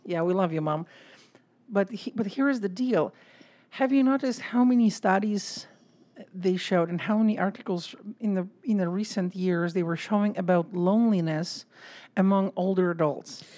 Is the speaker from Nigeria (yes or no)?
no; Poland; moved away; I'm from Poland